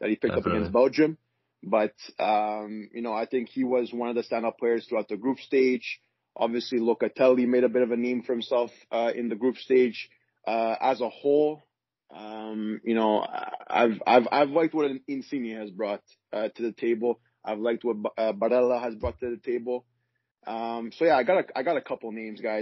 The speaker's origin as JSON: {"language": "English", "town": "Montreal", "region": "Quebec", "country": "Canada", "tie": "born or raised there", "said": "growing up here in Montreal"}